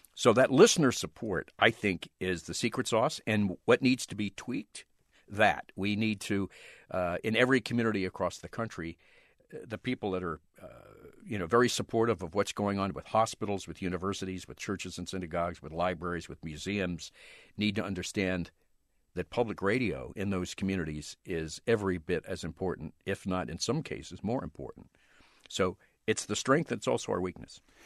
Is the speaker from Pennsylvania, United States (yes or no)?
yes; outside Philadelphia, Pennsylvania, United States; I grew up right outside Philadelphia